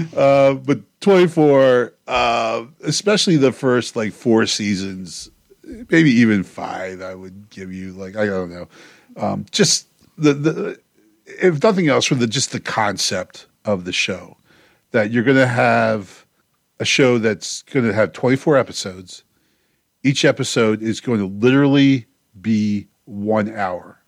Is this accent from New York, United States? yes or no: no; Baltimore, Maryland, United States; my hometown here